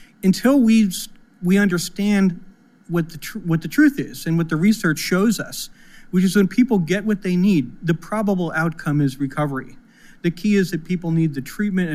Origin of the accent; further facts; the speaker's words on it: Pennsylvania, United States; my home state of Pennsylvania